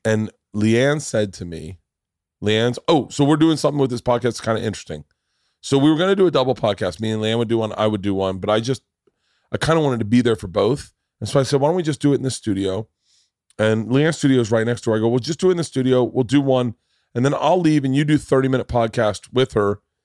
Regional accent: the South, United States; growing up in the South

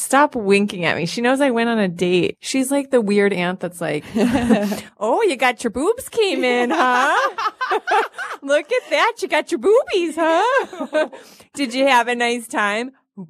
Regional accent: Detroit area, Michigan, United States; born or raised there; moved away

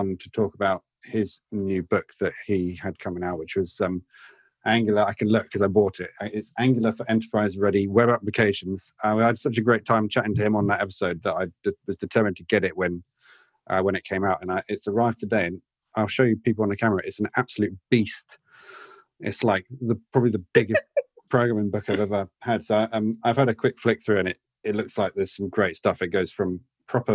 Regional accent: Oxford, South East England, United Kingdom; moved away; Uri mentioned Oxford earlier on. That's my hometown

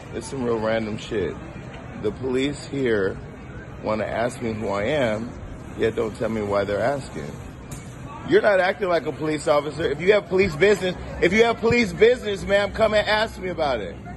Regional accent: California, United States; I'm from California.

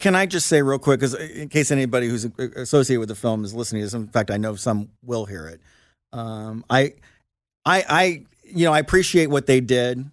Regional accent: Lawrence, Indiana, United States; moved away; I'm from Lawrence, Indiana

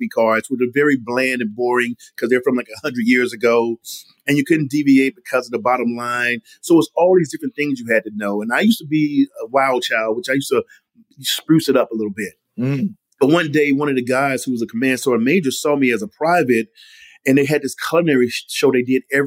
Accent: Mississippi, United States; my mother growing up in Mississippi

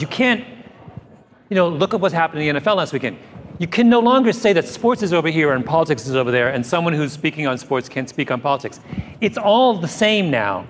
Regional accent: Canada; as a Canadian

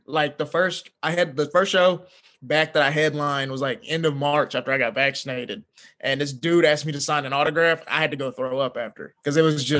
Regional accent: the South, United States; I grew up in the South

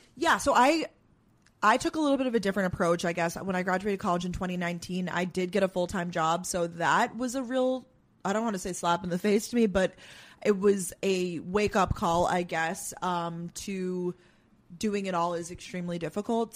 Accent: Long Island, New York, United States; also born or lived in Georgia / Boston; now in New York City, United States; born and raised in New York

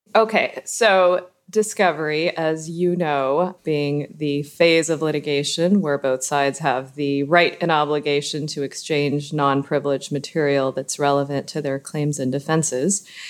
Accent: Southern California, United States; moved away as an adult; also born or lived in Miami; now in Boston, United States; born and raised in Southern California and then living in Miami for seventeen years.

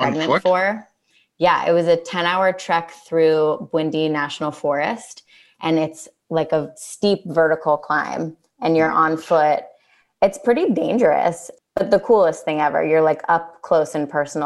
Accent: Santa Monica, California, United States; also born or lived in Los Angeles; I am born and raised in Los Angeles and grew up in Santa Monica

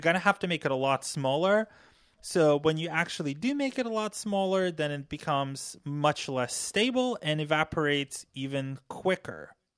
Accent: Ukraine; now in United States; I was born and raised in Ukraine

